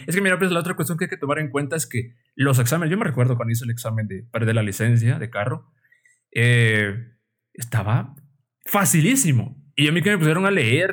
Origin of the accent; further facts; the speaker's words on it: Guatemala; como decimos los guatemaltecos